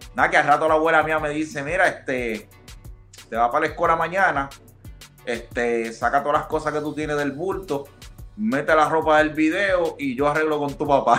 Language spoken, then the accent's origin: Spanish; Puerto Rico; moved away as an adult; also born or lived in Dominican Republic; now in United States; Yo soy dominicano. Ah, yo nací, nací en la República Dominicana y como a los ocho años de edad, pues me mudé con mi papá para Puerto Rico y de los ocho años, pues siempre viví mi vida en Puerto Rico